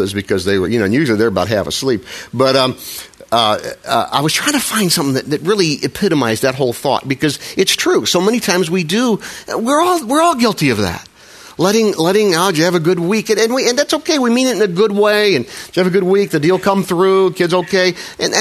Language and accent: English; Midwest, United States; I'm a Midwesterner.